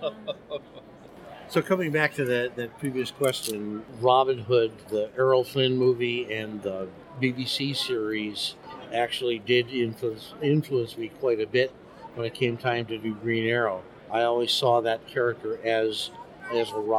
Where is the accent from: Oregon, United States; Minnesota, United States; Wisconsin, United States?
Wisconsin, United States; northern; moved away; also born or lived in Chicago / New York / Seattle; I'm a small town boy from northern Wisconsin